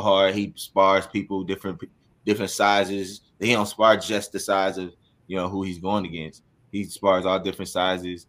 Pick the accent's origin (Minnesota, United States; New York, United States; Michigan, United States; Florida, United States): Minnesota, United States; Minneapolis; also born or lived in Maple Grove, Minnesota; I'm from Minneapolis. So South Side